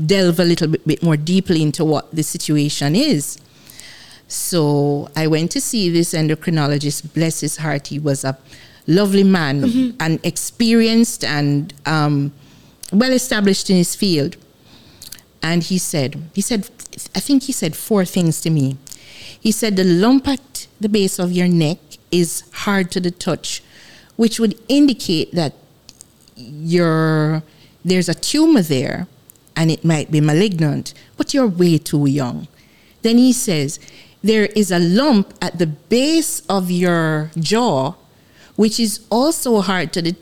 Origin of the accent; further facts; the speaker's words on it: Jamaica; I'm Jamaican.